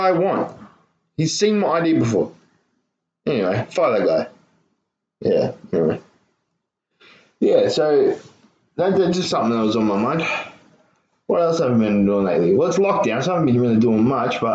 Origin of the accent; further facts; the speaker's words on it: Ireland; I'm Irish